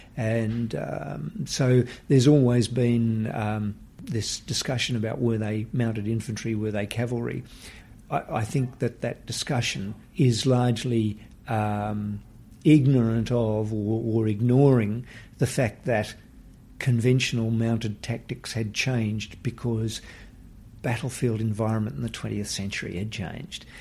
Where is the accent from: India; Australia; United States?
Australia; Western Australia; from my home state in Western Australia